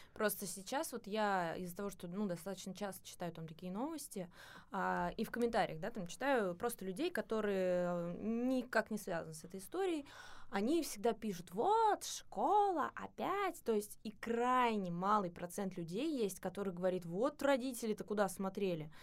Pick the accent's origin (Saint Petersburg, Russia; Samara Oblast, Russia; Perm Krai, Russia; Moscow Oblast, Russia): Moscow Oblast, Russia; в Московской области, вот э, там, откуда я родом